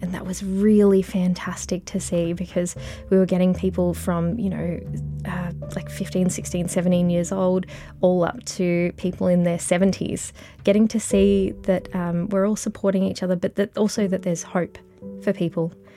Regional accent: Mildura, Victoria, Australia; also born or lived in Melbourne; now in Bendigo, Australia; I grew up in Mildura

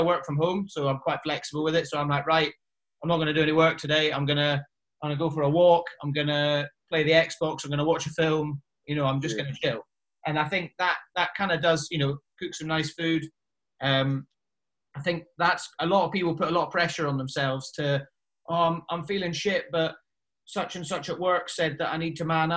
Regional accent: the Highlands, Scotland, United Kingdom; moved away as an adult; I grew up in the Highlands

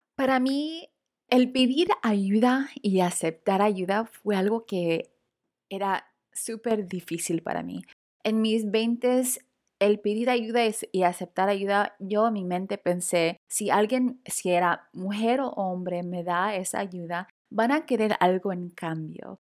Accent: Los Angeles, California, United States; latina de primera generación, nacida y criada en Los Ángeles, California

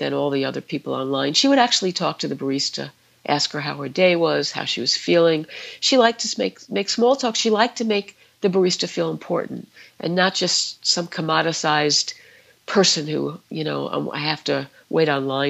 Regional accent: New York City, New York, United States; I grew up in the Bronx

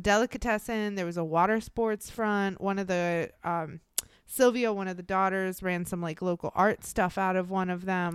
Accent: United States; being born and raised in the United States

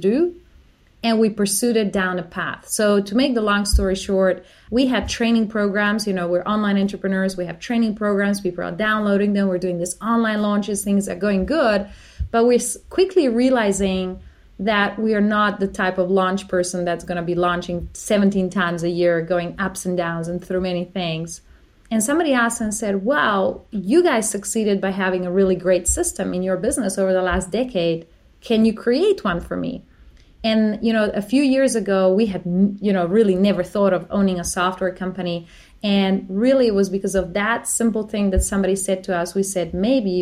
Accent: Slovenia; now in Australia; I'm from Slovenia

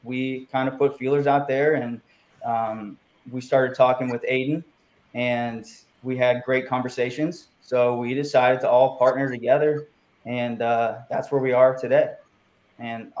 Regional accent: Youngstown, Ohio, United States; growing up in Youngstown, Ohio

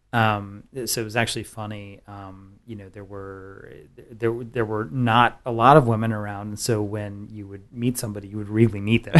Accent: San Antonio, Texas, United States; I grew up in San Antonio

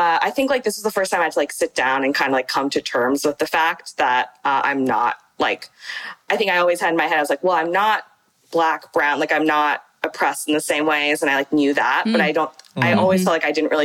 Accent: San Francisco, California, United States; So I'm from San Francisco and I went to predominantly white schools like growing up

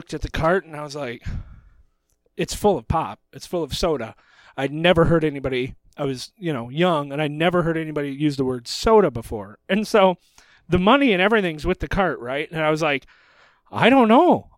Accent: Michigan, United States; We're from Michigan

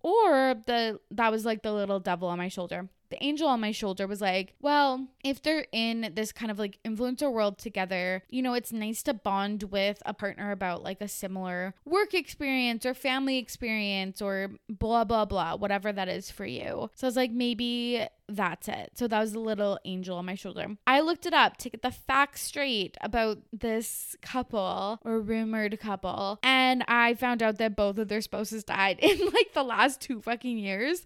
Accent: Canada; the Canadian that I am

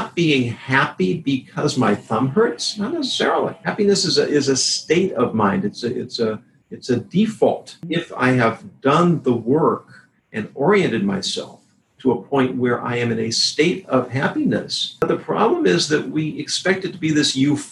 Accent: California, United States; Growing up in California and going to college there in the 70s and 80s

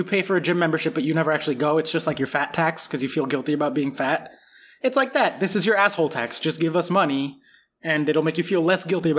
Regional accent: United States; I'm an American.

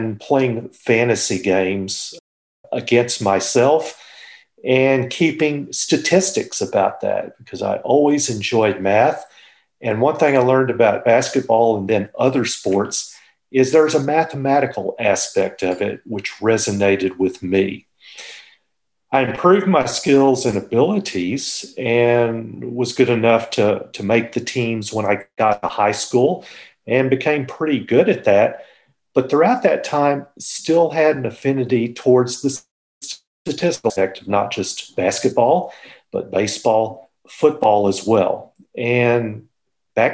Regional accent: Fort Worth, Texas, United States; I'm a native Texan. I was born in Fort Worth and grew up there

